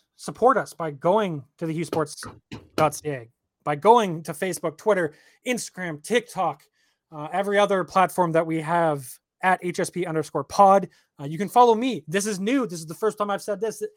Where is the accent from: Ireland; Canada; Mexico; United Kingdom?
Canada; I'm Canadian.